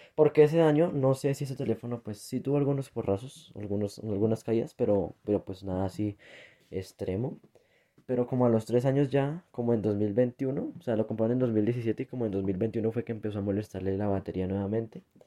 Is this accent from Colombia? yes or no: yes; Colombia; now in Bogotá, Colombia; Aquí en mi país